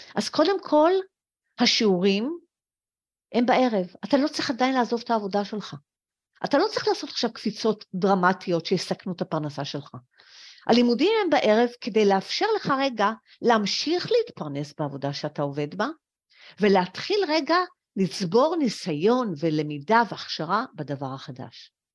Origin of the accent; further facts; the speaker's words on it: Israel; also born or lived in France; אני הייתי עולה חדשה מצרפת